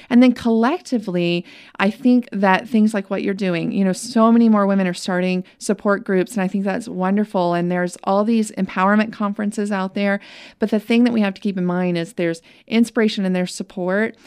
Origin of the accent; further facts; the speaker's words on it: Winston-Salem, North Carolina, United States; I grew up in Winston-Salem, where she lived